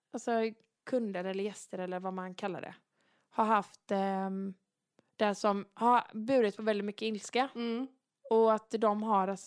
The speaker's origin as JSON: {"language": "Swedish", "town": "Varberg", "region": "Halland County", "country": "Sweden", "tie": "born or raised there", "said": "Nu är det ju så här att jag är ju född och uppvuxen i Varberg mm. och det är ju en kurortsstad."}